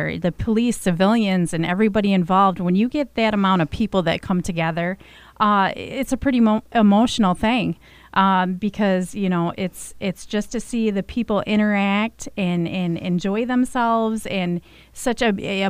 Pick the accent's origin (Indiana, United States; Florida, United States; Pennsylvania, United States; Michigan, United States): Michigan, United States; Flint; I was born and raised in Flint